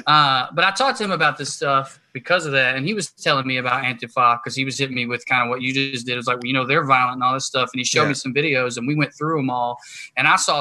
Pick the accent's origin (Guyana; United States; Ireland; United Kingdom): United States; the South; I grew up in the South